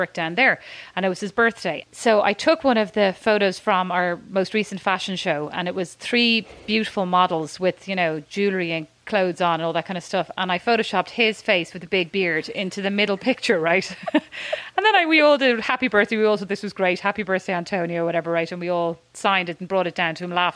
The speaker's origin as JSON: {"language": "English", "country": "Ireland", "also_born_or_lived": "Dallas, Texas", "moved": "yes", "said": "As an Irish person"}